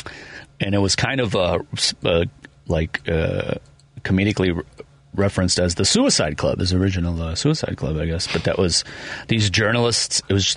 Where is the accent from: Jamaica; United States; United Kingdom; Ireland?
Ireland; I'm Irish, so I can say this, but the Irish exit.